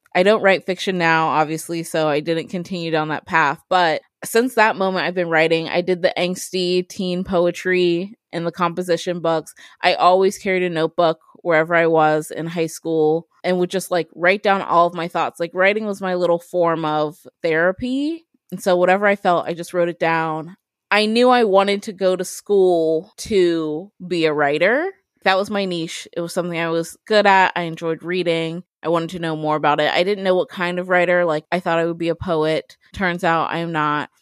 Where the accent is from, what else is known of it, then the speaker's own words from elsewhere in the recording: Columbus, Ohio, United States; also born or lived in Upper Arlington, Ohio; I am a born and raised Ohioan. I was born in Columbus. I grew up mainly in the Linden area off of Hudson and Joyce